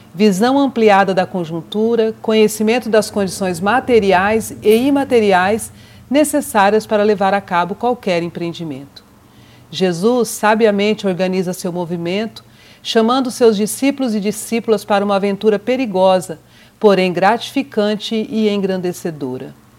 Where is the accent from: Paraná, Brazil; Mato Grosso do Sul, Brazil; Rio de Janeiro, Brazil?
Mato Grosso do Sul, Brazil; also born or lived in São Paulo; Nascida em São Paulo, por acaso, mas criada em criada, educada e, e vivida em Mato Grosso do Sul